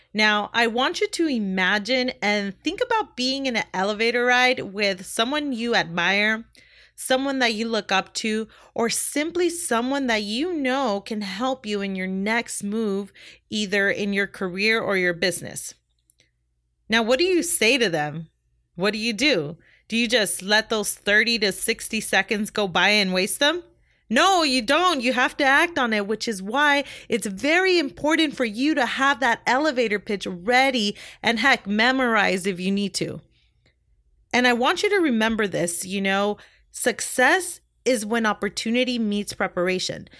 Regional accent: Compton, California, United States; also born or lived in Long Beach, California; I was born in Long Beach, California, and raised in Compton, California. And I lived there practically my whole life

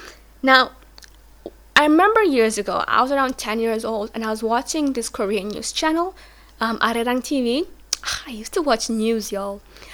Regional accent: Tanzania; My African mind cannot comprehend. My Tanzanian mind cannot comprehend.

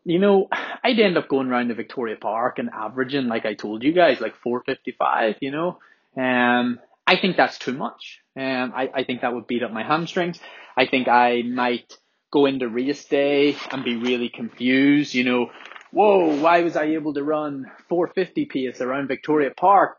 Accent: Belfast, Northern Ireland, United Kingdom

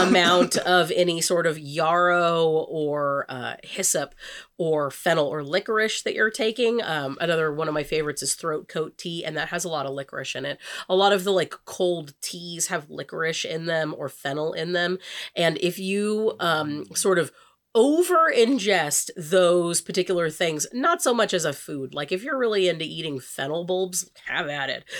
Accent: California, United States; We're from the wine country.

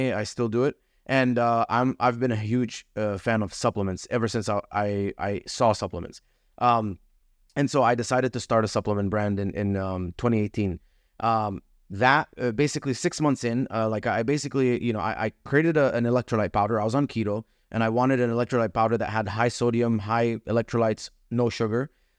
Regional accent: Dubai, United Arab Emirates; moved away as an adult; also born or lived in Egypt; now in United States; My background, I came to America in 2011. I was born in Egypt, grew up in Dubai, came here for college

